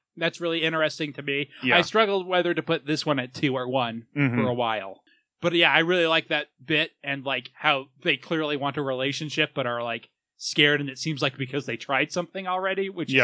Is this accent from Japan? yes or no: yes; Japan; I'm from Japan. Yes, I was.